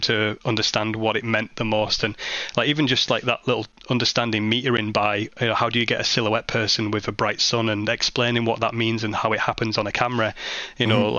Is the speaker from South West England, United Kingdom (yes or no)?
no; Barrow-in-Furness, North West England, United Kingdom; my hometown of Barrow-in-Furness